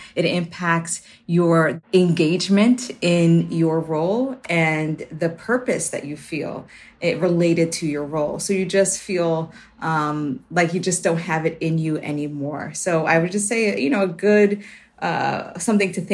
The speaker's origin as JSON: {"language": "English", "town": "New York City", "region": "New York", "country": "United States", "tie": "born or raised there", "said": "as a kid growing up in the Bronx, I was often worried about my safety"}